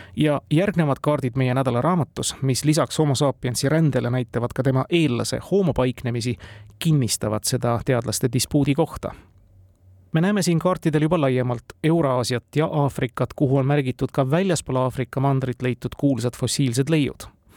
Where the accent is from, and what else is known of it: Estonia